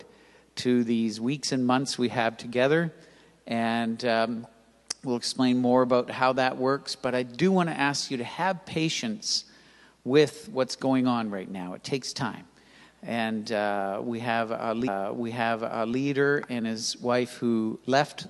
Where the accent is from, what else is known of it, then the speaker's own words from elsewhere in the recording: Toronto, Ontario, Canada; moved away as an adult; also born or lived in Mississauga, Canada / Grimsby, Canada; I grew up in Toronto. I was born at Keele and Lawrence.